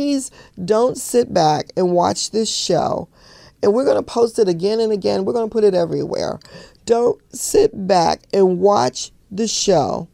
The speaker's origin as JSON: {"language": "English", "town": "Chicago", "region": "Illinois", "country": "United States", "tie": "born or raised there", "said": "When I grew up as a little girl, I grew up in Chicago"}